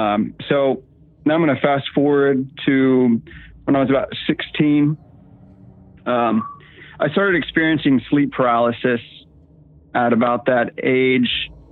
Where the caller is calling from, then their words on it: Virginia, United States; I'm calling from Virginia, sitting here with my wife.